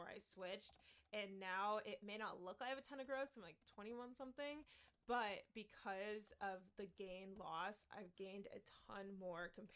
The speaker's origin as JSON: {"language": "English", "region": "California", "country": "United States", "tie": "born or raised there", "said": "I grew up in California"}